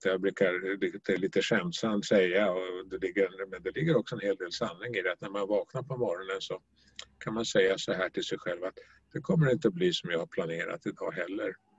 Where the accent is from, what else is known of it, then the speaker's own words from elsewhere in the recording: Stockholm, Stockholm County, Sweden; moved away as an adult; also born or lived in Norrbotten; now in Skåne, Sweden; är född och uppvuxen i Stockholm